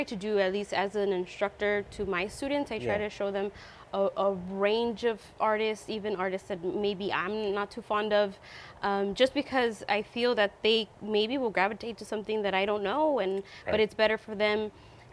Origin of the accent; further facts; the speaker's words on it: Long Beach, California, United States; I grew up in Long Beach